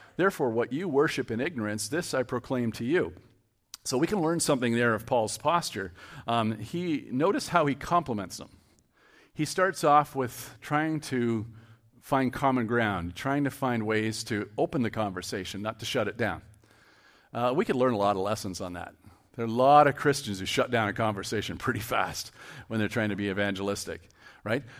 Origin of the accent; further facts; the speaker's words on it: Cambridge, Ontario, Canada; I'm from Cambridge